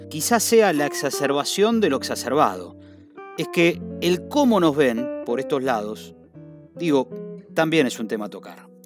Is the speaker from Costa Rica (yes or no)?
no; Argentina; now in Spain; nos caracteriza como argentinos en España